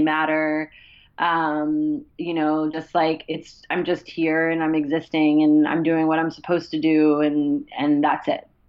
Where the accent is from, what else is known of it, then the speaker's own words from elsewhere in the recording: Columbia, Maryland, United States; also born or lived in Washington, D.C.; I grew up in Columbia, Maryland, okay. and spent most of my time in DC and Columbia.